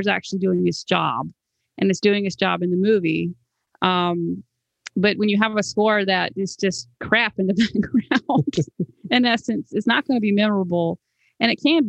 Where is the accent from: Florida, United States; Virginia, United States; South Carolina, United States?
South Carolina, United States; moved away; I'm originally from South Carolina